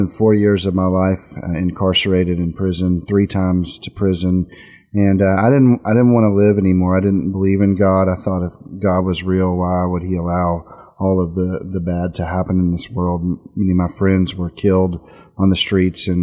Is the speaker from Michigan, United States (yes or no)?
no; Texas, United States; I grew up in Texas